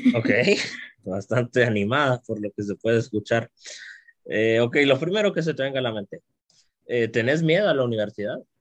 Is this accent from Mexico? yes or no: no; Guatemala; como guatemaltecos y guatemaltecas